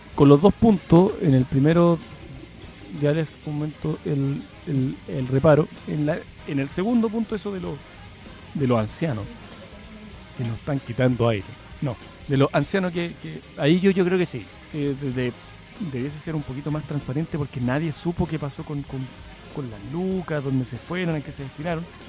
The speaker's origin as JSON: {"language": "Spanish", "country": "Chile", "said": "todos los chilenos que hemos aportado"}